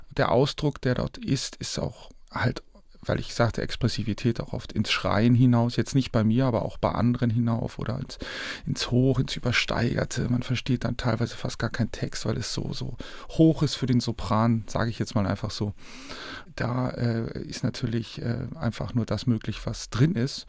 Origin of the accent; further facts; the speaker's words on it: Northern Germany, Germany; ich als Norddeutscher